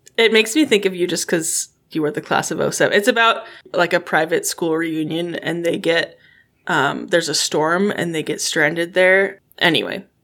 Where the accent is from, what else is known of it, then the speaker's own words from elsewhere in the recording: Alaska, United States; moved away; also born or lived in Midwest; We are originally from Alaska, but now we're all sort of randomly in the Midwest.